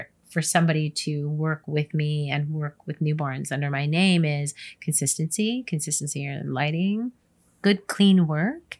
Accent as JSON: {"language": "English", "region": "New York", "country": "United States", "tie": "born or raised there", "also_born_or_lived": "California", "moved": "yes", "said": "Born and raised in New York"}